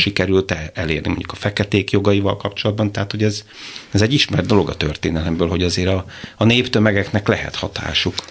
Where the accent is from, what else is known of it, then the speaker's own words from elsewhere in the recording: Békéscsaba, Békés, Hungary; a város, ahonnan származom, Békés Csaba